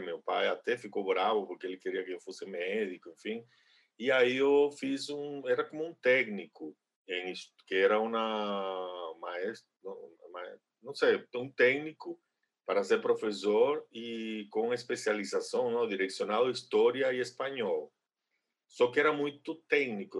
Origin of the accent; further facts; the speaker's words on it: Villa Clara, Cuba; Portuguese is a second language; moved away as an adult; also born or lived in Havana / São Paulo, Brazil; now in Brazil; sou cubano, não, mas moro no Brasil já faz 22 anos